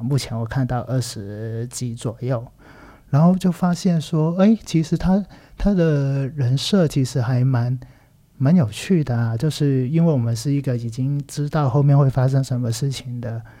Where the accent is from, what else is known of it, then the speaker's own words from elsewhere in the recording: Macau; Chinese is a second language; also born or lived in Taiwan; 其实是我是来自澳门的一个人，然后大学跟有念过一下硕士，然后都在台湾念书的。然后现在人呢，在澳门当一个小导演，然后也有一些教课的一些工作